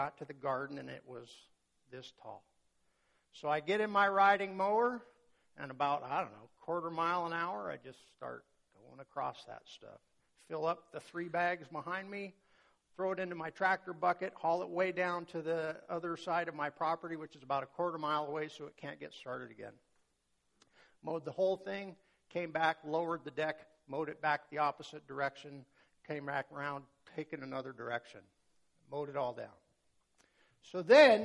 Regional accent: North Dakota, United States; I grew up in North Dakota.

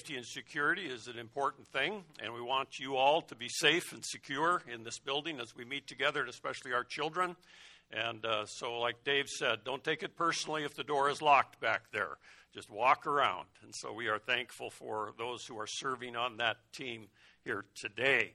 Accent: Colorado, United States; When I was growing up in Colorado, my parents, every summer, we would go up into the Rockies and we would tent camp

